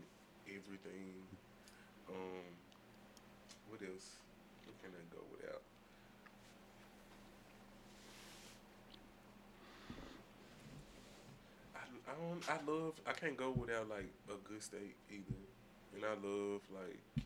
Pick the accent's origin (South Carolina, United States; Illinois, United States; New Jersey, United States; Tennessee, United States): Tennessee, United States; Memphis; I'm from Memphis, so we big on sauces and just flavors